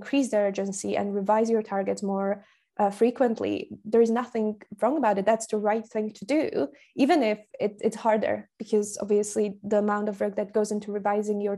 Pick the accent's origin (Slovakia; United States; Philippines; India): Slovakia; first language Slovak; English is a second language; moved away as an adult; also born or lived in Glasgow, United Kingdom; I'm from Slovakia. My mother tongue is spoken by around 6 million people